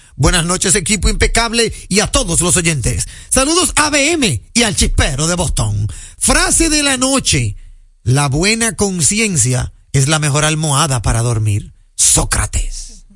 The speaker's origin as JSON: {"language": "Spanish", "country": "Dominican Republic", "said": "soy dominicano y, manejo aquí"}